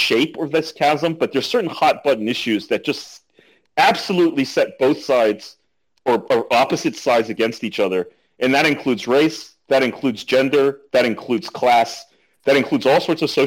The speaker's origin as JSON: {"language": "English", "town": "Washington", "region": "District of Columbia", "country": "United States", "moved": "yes", "said": "I'm from Washington, D.C. I go visit every now and then"}